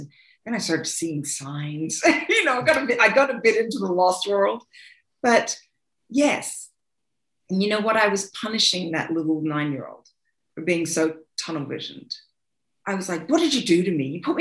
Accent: Australia; now in United States; I am Australian too

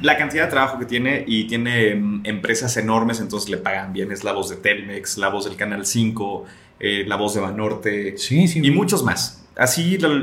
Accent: Atotonilco el Alto, Jalisco, Mexico; me encanta presumir que soy de allá. La gente en Guadalajara sabe que soy de Totonilco

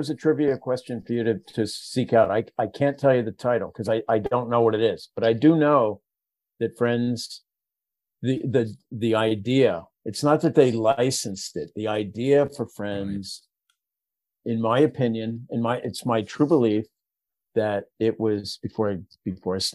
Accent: Philadelphia, Pennsylvania, United States; I'm from Philadelphia. It's my native Pennsylvania

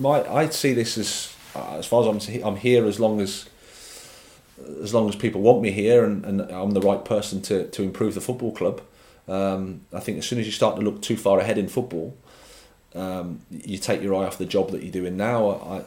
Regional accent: England, United Kingdom; There is a bit about it that, like I say, I'm an Englishman, so I can say this

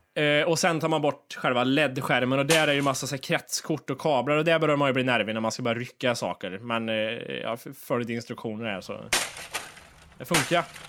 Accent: Kristinehamn, Värmland, Sweden; Kristinehamn, det är liksom där vi växte upp med de här kända alkisarna som var

